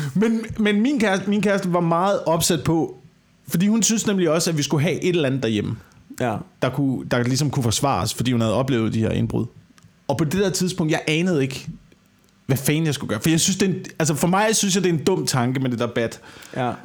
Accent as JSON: {"language": "Danish", "area": "West Jutland", "region": "Central Denmark Region", "country": "Denmark", "tie": "born or raised there", "also_born_or_lived": "Amager", "moved": "yes", "said": "det er på Vestjylland, hvor jeg er vokset op"}